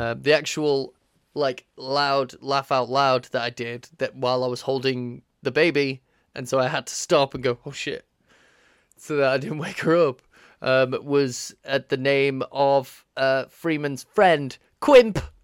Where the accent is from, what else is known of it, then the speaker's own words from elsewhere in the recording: United Kingdom; We're British